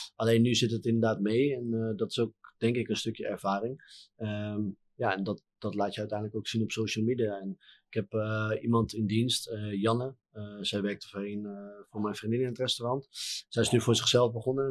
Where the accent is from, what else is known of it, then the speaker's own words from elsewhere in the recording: Harderwijk, Gelderland, Netherlands; in Harderwijk, mijn woonplaats, eh, mijn geboortestad.